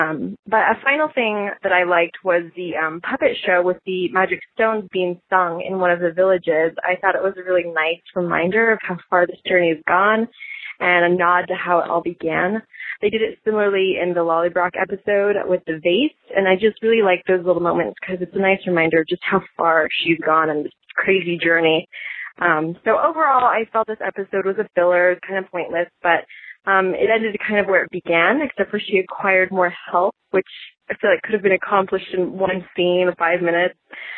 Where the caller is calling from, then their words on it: California, United States; I'm calling from California.